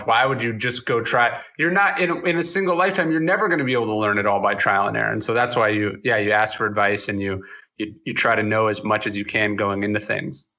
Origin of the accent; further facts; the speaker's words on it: outside Sacramento, Northern California, United States; I was born in Northern California outside Sacramento.